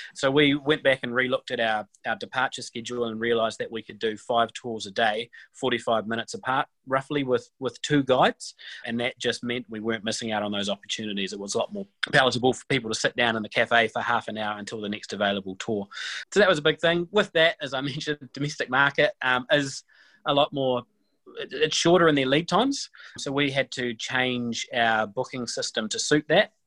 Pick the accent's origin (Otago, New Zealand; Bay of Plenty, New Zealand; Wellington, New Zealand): Otago, New Zealand; Alexandra; moved away as an adult; now in Waikato, New Zealand; I grew up in, in Alexandra, and my family still lives down there in Alexandra